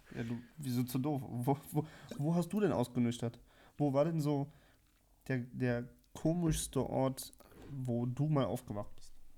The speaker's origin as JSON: {"language": "German", "region": "Berlin", "country": "Germany", "tie": "born or raised there", "said": "Ich bin aber in Berlin geboren und aufgewachsen"}